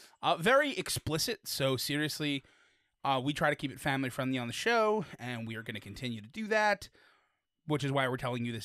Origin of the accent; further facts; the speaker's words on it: Detroit, Michigan, United States; I'm from Detroit.